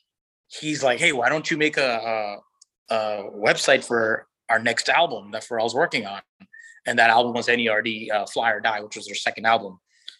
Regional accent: Virginia Beach, Virginia, United States; my hometown in Virginia Beach, where I'm from

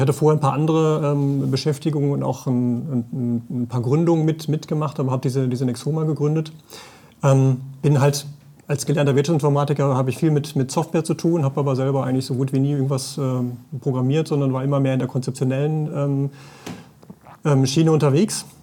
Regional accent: Sauerland, North Rhine-Westphalia, Germany; also born or lived in Paderborn; ich komme auch hier weg

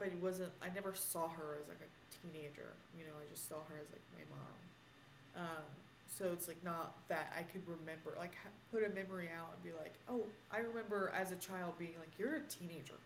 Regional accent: Villa Rica, Georgia, United States; Villarica, Georgia, to expose where I grew up

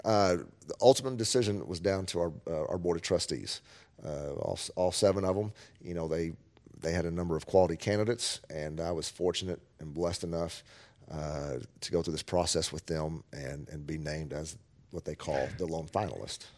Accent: Amarillo, Texas, United States; now in Kerrville, United States; my hometown from where I grew up in Amarillo, Texas

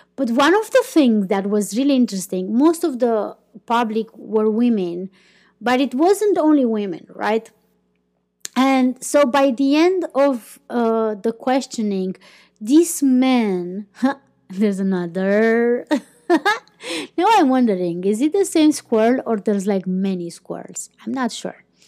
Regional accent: Romania; first language Romanian; English is a second language; moved away as an adult; also born or lived in Iceland; I started living more and more abroad than in my country

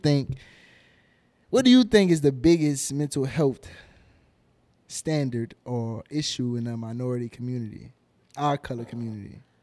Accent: New Orleans, Louisiana, United States; now in Houston, United States; I'm from New Orleans and I'm locked in with Houston now

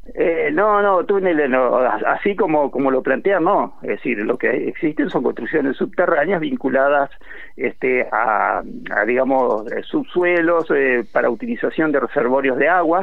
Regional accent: the Uruguay River coast of Entre Ríos, Argentina; now in Paraná, Argentina; no soy de Paraná, soy de la costa del Uruguay. yo soy este, trasplantado acá

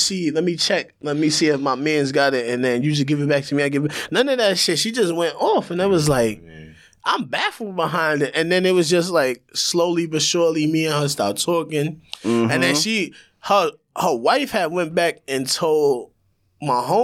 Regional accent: United States; being a black man growing up in America

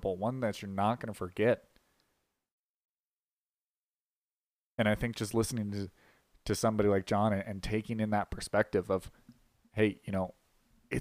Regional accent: Las Vegas, Nevada, United States; moved away as an adult; now in Colorado, United States; I'm from Las Vegas originally, but I came out here for college

